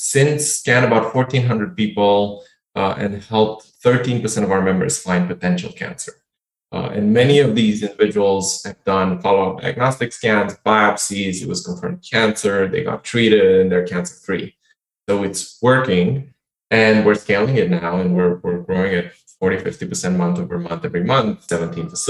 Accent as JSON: {"language": "English", "region": "Bucharest", "country": "Romania", "tie": "born or raised there", "moved": "yes", "said": "I grew up in Bucharest, had no money"}